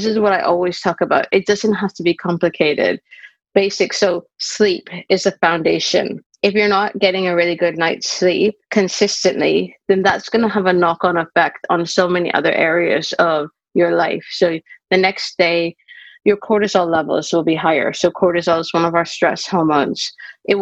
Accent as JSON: {"language": "English", "country": "Canada", "moved": "as an adult", "lives_now": "United Kingdom", "said": "I'm originally Canadian, but I've lived in the UK for over 20 years"}